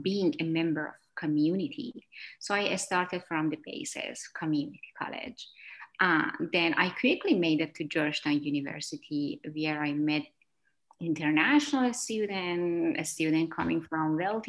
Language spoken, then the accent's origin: English; Afghanistan; moved away as an adult; now in United States; I was a new immigrant who moved from Afghanistan to United States.